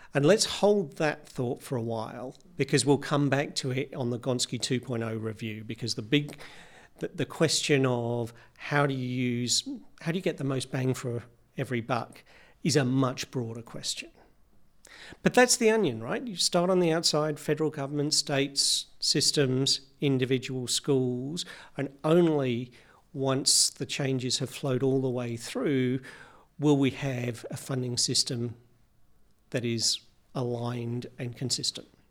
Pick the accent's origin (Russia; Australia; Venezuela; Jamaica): Australia; Victoria; in Victoria, my home state